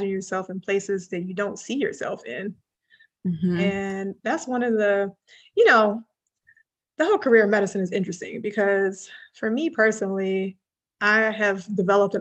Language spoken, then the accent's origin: English; Midwest, United States; I grew up in the Midwest